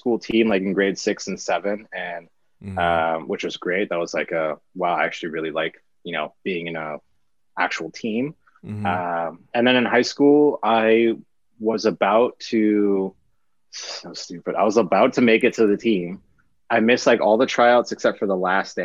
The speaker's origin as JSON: {"language": "English", "town": "Vancouver", "region": "British Columbia", "country": "Canada", "tie": "born or raised there", "said": "born and raised in Vancouver, BC."}